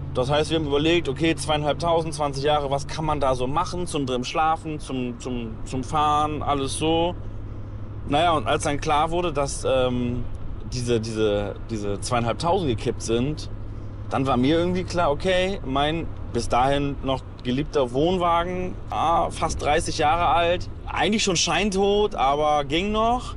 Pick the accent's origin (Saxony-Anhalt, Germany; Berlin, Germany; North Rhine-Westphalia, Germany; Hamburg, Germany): Hamburg, Germany; Ich komme aus Hamburg